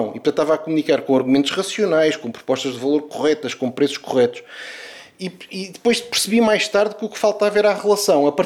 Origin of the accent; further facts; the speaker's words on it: Portugal; also born or lived in Mozambique; eu nasci em Moçambique e portanto, a minha vida desde cedo começou com uma viagem de Moçambique para, para Portugal.